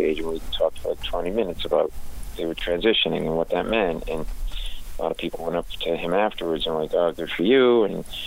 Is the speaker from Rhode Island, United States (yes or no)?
yes; Rhode Island, United States; we're from Rhode Island, and we only pronounce, like, every fifth R